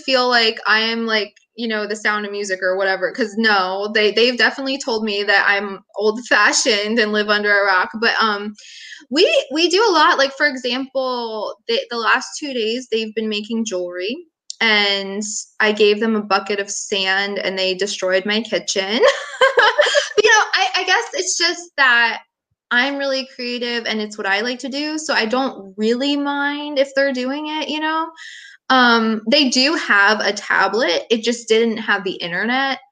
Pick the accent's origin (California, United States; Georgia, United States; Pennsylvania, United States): Pennsylvania, United States; now in Fayetteville, United States; I'm from Pennsylvania